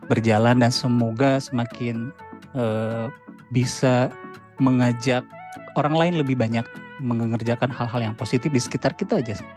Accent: Pangandaran, West Java, Indonesia; born there; also born or lived in Ciamis; saya bisa berkontribusi ke tanah kelahiran saya sendiri. At least ya ada di Pangandaran sama Ciamis gitu.

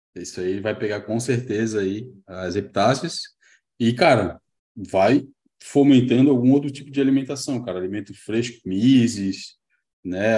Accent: Florianópolis, Santa Catarina, Brazil; mas eu também sou neto e também sou de Floripa

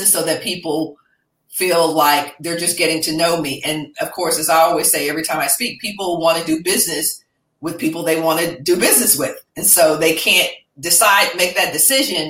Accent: Dallas, Texas, United States; my hometown of Dallas

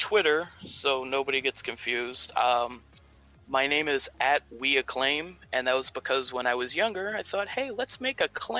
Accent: Wentzville, Missouri, United States; Born in Wentzville. Wentzville, okay. In 94, gotcha.

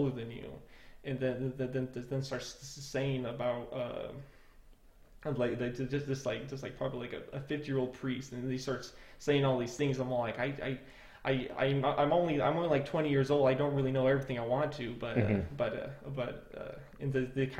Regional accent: Idaho, United States; moved away as an adult; I am from Idaho, and there are a lot more church members in that region

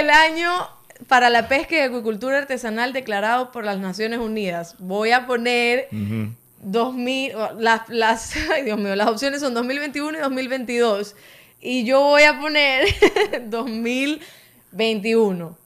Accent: Cuba; now in Ecuador; yo como cubana

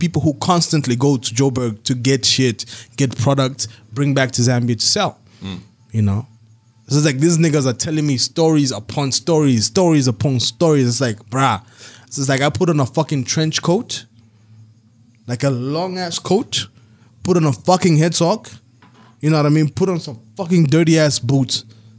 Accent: Belgium; It's like, nigga, I'm from Belgium, I speak French.

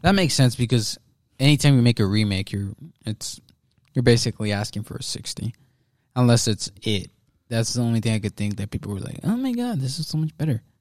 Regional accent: United States

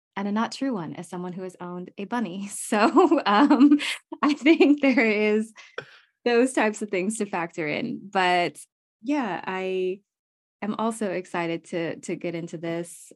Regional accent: United States; I'm very American

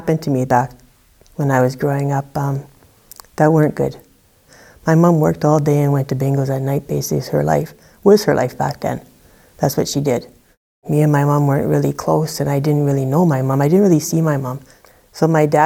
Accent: Thompson, Manitoba, Canada; I grew up in Thompson, Manitoba

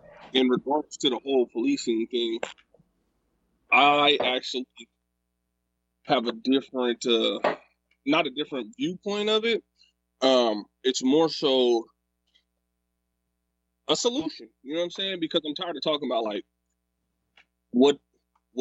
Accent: Sacramento, California, United States; I grew up in South Sac. That's where I'm from.

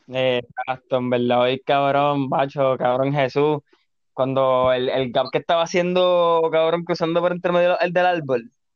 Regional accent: Carolina, Puerto Rico; also born or lived in Río Piedras; siempre he sido Carolina, nací en Río Piedra, pero viste, Carolina, cabrón, está Carolina

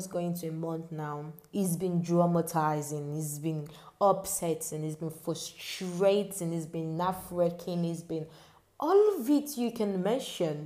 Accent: Nigeria; as a Nigerian

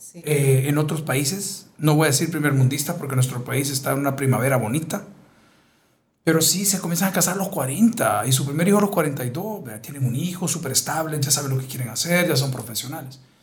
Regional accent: El Salvador; hombres como nosotros, salvadoreños

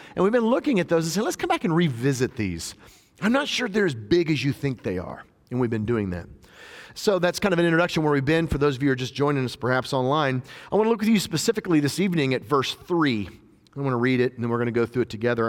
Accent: just outside Nashville, Tennessee, United States; my hometown where I'm ministering in just outside Nashville

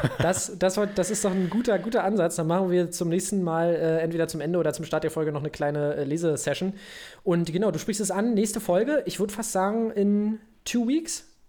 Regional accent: Brandenburg, Germany; wir sind doch beide Brandenburger Kinder

